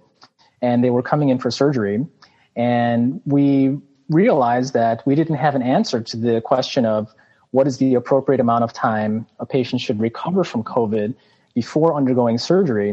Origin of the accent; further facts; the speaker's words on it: Chicago, Illinois, United States; moved away as an adult; now in Palo Alto, United States; I'm originally from Chicago, born and raised